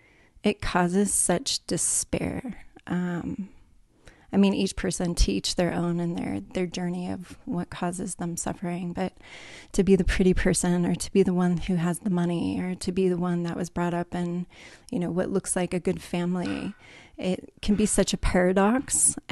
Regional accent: California, United States; Starting off when I was younger, I was raised in California. So definitely a California girl, native. And raised in a Catholic family

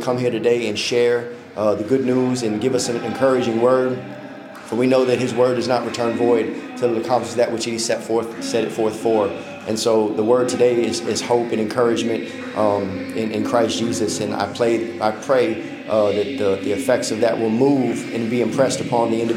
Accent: South Florida, United States; now in Mississippi, United States; I'm originally from South Florida, born and raised Broward County, Dade County

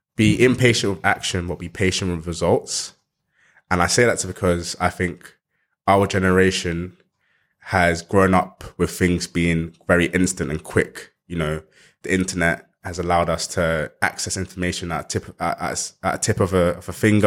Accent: London, United Kingdom; Growing up in South East London

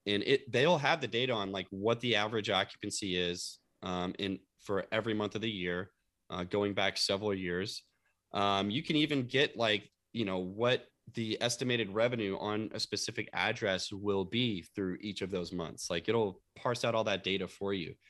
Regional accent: Louisville, Kentucky, United States; moved away; my hometown of Louisville, Kentucky

